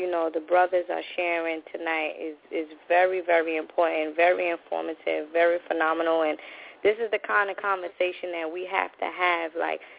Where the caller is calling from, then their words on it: New York City, New York, United States; I'm calling from New York City